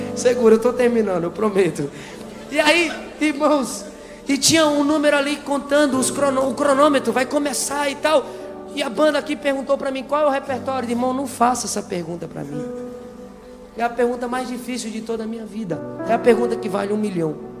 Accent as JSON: {"language": "Portuguese", "town": "Juazeiro do Norte", "region": "Ceará", "country": "Brazil", "also_born_or_lived": "Sobral", "moved": "as an adult", "lives_now": "São Paulo, Brazil", "said": "eu sou lá do Ceará, lá da terra do, do Juazeiro do Norte"}